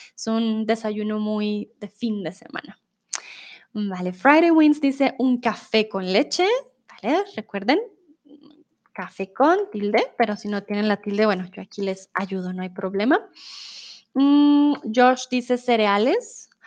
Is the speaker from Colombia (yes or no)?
yes; Colombia; soy de Colombia